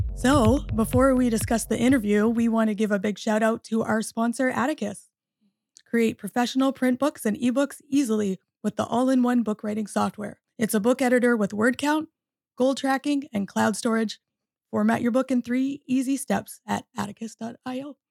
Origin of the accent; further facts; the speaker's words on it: Canada; moved away as an adult; also born or lived in Michigan, United States; now in United States; I'm a Canadian born and also uh, American through marriage.